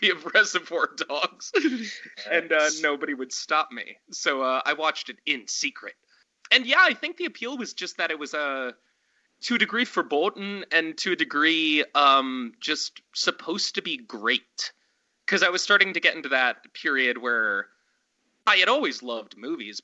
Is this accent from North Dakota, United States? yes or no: no; Pennsylvania, United States; moved away as an adult; also born or lived in Montana / New York City / Paris / Berlin; now in Los Angeles, United States; I'm originally from Montana. Moved to Pennsylvania when I was pretty young, like, you know, 8 or 9, I'd say. Went to high school and everything there.